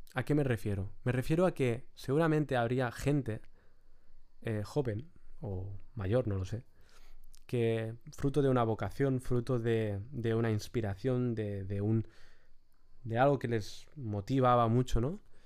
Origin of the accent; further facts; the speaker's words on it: Lloret de Mar, Catalonia, Spain; mi pueblo, de Lloret de Mar